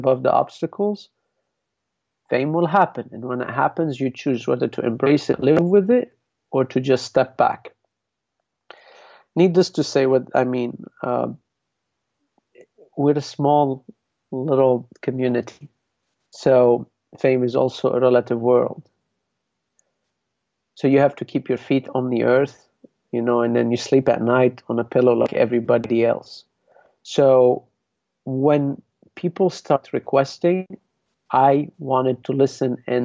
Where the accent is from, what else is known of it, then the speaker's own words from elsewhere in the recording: Lebanon; moved away; I came from Lebanon. I didn't say, I know I am Lebanese